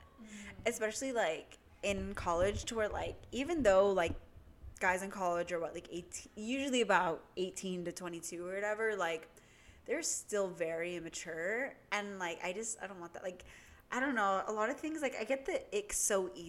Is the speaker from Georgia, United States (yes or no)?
no; Southern California, United States; moved away as an adult; now in Northern California, United States; I'm from SoCal, like, and I'm gonna move back right after graduation